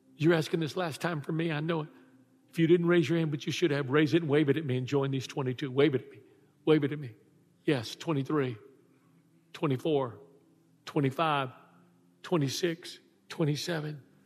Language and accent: English; Texas, United States; I was raised in Texas